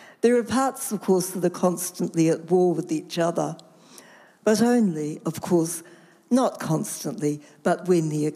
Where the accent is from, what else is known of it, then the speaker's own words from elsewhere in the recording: Rotorua, Bay of Plenty, New Zealand; I grew up in Rotorua.